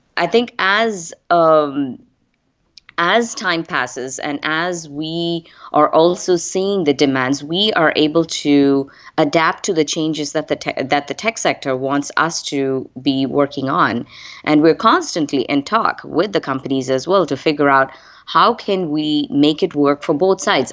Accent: India; moved away as an adult; I am originally from India. I moved here almost close to twenty-five plus years ago.

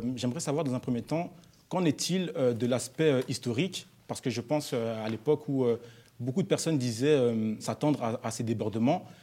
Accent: Brussels, Brussels-Capital Region, Belgium; En tant que, jeunes bruxellois et bruxelloises d'une vingtaine d'années

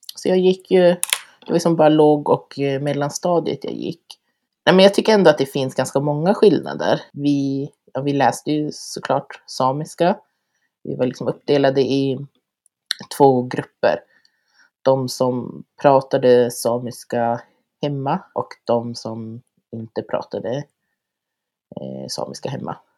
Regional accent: Lannavaara, Norrbotten County, Sweden; also born or lived in Kiruna / Karesuando; jag är född och uppvuxen här i Lannavaara där jag har gått eh, sameskola

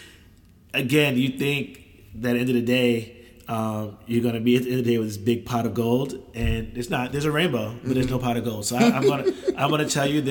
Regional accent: New York, United States; I'm from New York. Grandparents from New York

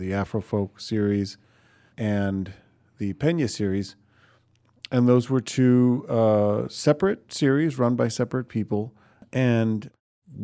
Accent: Chicago, Illinois, United States; I grew up in Lincoln Park, and we were about 7-8 blocks from the Old Town School

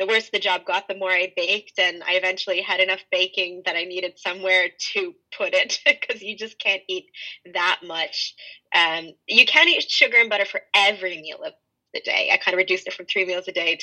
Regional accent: Montreal, Quebec, Canada; moved away as an adult; now in Dublin, Ireland; I'm originally from Canada, from Montreal in Canada.

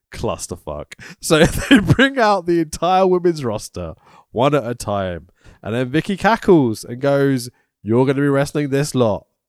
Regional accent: Welsh, Wales, United Kingdom; I'm quite Welsh

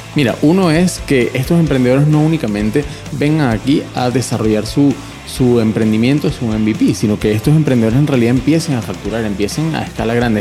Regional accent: Venezuela; moved away as an adult; also born or lived in Panama; now in Chile; yo soy venezolano, estuve viviendo los últimos cuatro años en Panamá y desde noviembre estoy aquí en Chile

